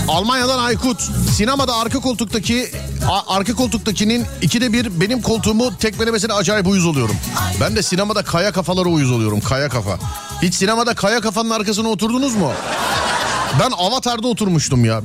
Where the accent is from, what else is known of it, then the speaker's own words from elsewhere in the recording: Istanbul, Turkey; bir İstanbullu olarak